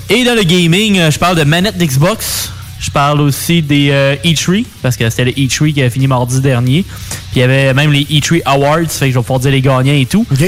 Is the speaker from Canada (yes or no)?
yes; Canada; pour nous, Canadiens et même Nord-Américains